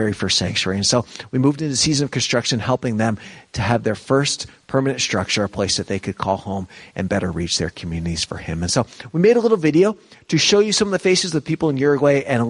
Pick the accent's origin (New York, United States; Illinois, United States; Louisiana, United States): New York, United States; moved away as an adult; growing up in New York